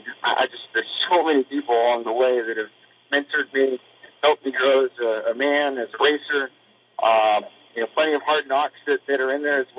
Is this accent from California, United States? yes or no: yes; Southern California, United States; all my years growing up in Southern California